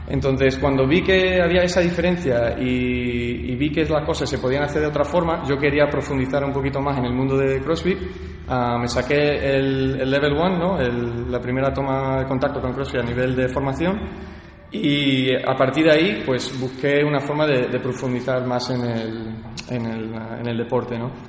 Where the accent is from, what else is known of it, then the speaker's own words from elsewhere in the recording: Visalia, California, United States; also born or lived in San Francisco de Olivenza, Spain; mis principios son de en California, que yo nací en Visalia, California, y de un padre americano, de mi madre que es de Badajoz, un pueblo de Badajoz en Extremadura. Y llevo pues toda la vida entre California y, el pueblo San Francisco de Olivenza en, Badajoz